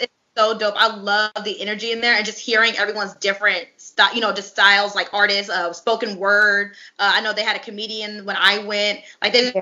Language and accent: English; California, United States; now in Dallas, United States; I'm from originally from California and then I moved to Dallas, Texas